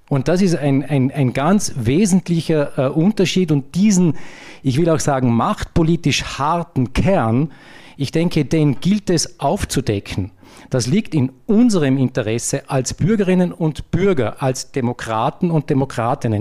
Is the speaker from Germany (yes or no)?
no; Vorarlberg, Austria; als Vorarlberger